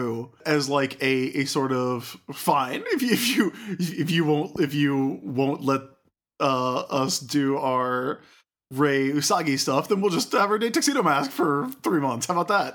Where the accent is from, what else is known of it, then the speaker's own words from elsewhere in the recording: the South, United States; I grew up in the South